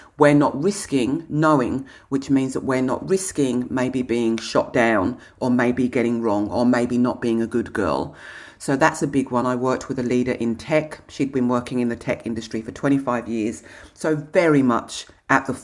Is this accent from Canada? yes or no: no; England, United Kingdom; moved away; I'm English